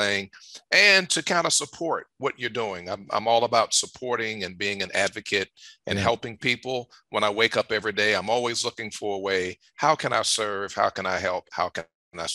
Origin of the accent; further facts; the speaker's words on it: Richmond, Virginia, United States; moved away; I'm from Richmond, Virginia. That's my hometown